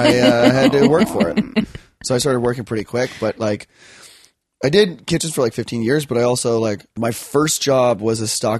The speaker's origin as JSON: {"language": "English", "town": "Yellowknife", "region": "Northwest Territories", "country": "Canada", "tie": "born or raised there", "said": "Because I grew up in Yellowknife"}